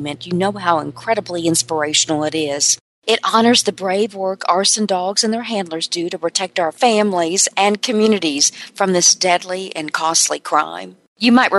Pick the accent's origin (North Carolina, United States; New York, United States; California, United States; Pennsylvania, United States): North Carolina, United States; I'm from North Carolina